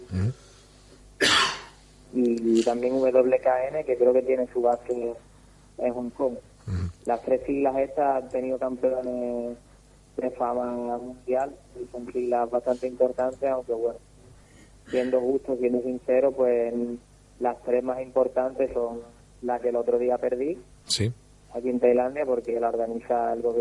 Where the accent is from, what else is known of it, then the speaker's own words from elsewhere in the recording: Cádiz, Andalusia, Spain; soy de Cádiz